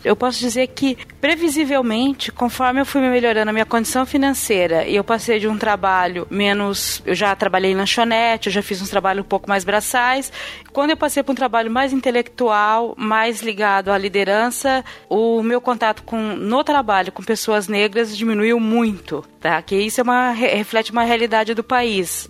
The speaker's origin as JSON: {"language": "Portuguese", "region": "interior of Paraná", "country": "Brazil", "tie": "born or raised there", "moved": "yes", "lives_now": "São Paulo, Brazil", "said": "Eu sou do interior do Paraná, de uma cidade que tinha muito italiano e ucraniano e poucos negros."}